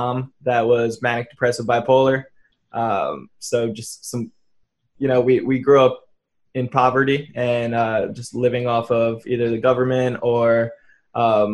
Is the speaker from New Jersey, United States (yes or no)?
yes; New Jersey, United States; moved away as an adult; I'm from New Jersey originally, and you know, I moved out here about 7 years ago